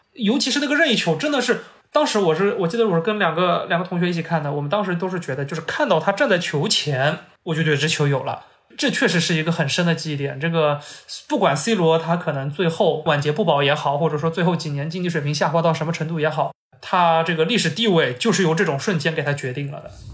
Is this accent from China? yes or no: yes; Shanghai, China; 我们上海人